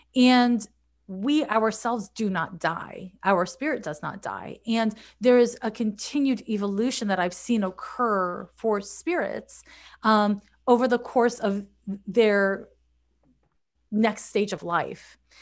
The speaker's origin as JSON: {"language": "English", "town": "Montreal", "region": "Quebec", "country": "Canada", "also_born_or_lived": "San Francisco", "moved": "as an adult", "lives_now": "United States", "said": "I'm from Montreal, Quebec"}